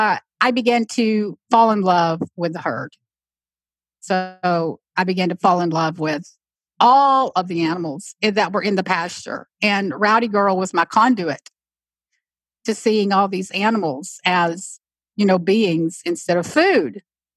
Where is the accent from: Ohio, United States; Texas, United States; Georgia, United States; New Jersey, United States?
Texas, United States; I'm a full-blown country, you know, Texan, right? I mean, I'm from Texas.